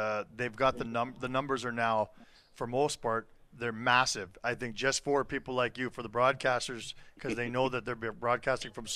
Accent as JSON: {"language": "English", "town": "Toronto", "region": "Ontario", "country": "Canada", "tie": "born or raised there", "moved": "yes", "lives_now": "Calgary, Canada", "said": "I grew up in Toronto"}